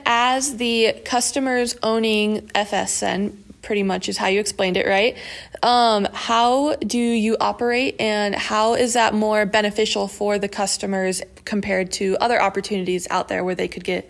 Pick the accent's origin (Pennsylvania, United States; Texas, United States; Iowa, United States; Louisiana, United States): Iowa, United States; Southwest; growing up in Southwest Iowa